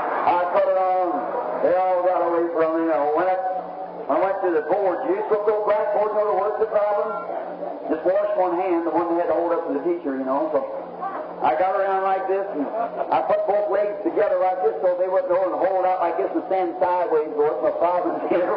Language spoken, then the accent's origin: English; United States; I'm American. I love my nation.